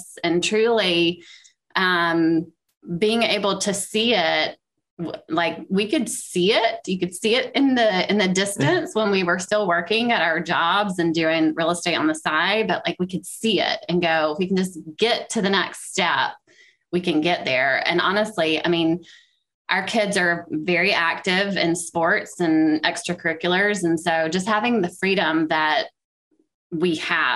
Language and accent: English; Macon, Georgia, United States; now in Columbia, United States; I'm from Macon, Georgia originally